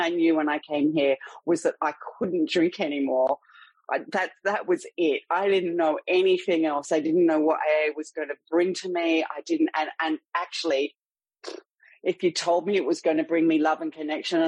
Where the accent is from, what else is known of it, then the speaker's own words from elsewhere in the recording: Sydney, New South Wales, Australia; in Sydney, Australia, which, if you can't tell from my accent, is where I'm from